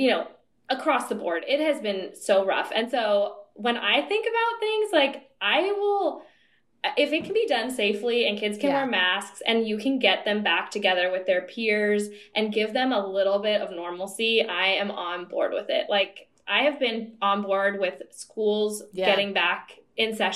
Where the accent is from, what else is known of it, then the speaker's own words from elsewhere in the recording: San Diego, California, United States; I grew up in San Diego